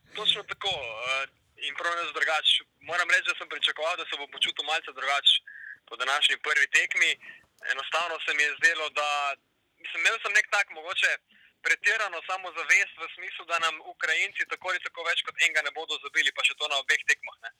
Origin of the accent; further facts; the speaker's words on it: Primorska, Slovenia; prihajam iz Primorske, delal na različnih medijih tukaj na obali